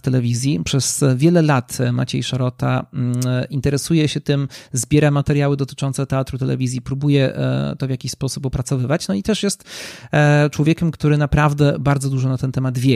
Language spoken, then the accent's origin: Polish; Nowy Sącz, Lesser Poland, Poland; also born or lived in Warsaw; z mojego rodzinnego miasta, czyli z Nowego Sącza